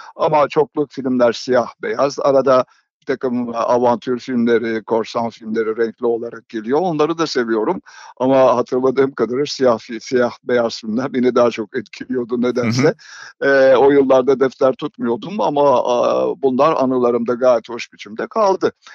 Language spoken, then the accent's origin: Turkish; İzmir, Turkey; moved away; Ben 1939 doğumluyum, doğumluyum ve İzmir'de karşıya kadar doğdum.